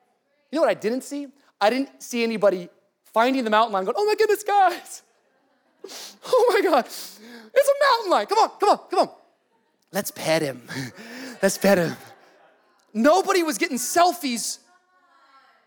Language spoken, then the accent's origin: English; Miami, Florida, United States; I'm from Miami. I'm from the city.